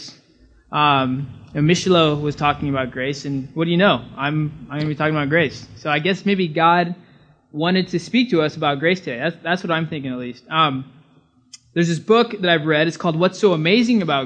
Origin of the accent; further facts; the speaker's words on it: California, United States; moved away as an adult; now in Bahamas; I'm from California